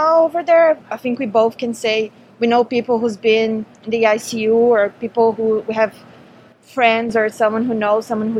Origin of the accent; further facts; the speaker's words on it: Brazil; English is a second language; moved away as an adult; For us, we came from Brazil last year, just before everything started.